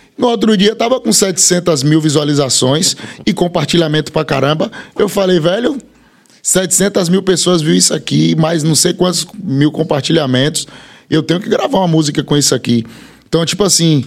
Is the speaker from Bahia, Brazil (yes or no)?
yes; Bahia, Brazil; also born or lived in Feira de Santana; eu sou da Bahia. Tem gente, eu moro em Feira de Santana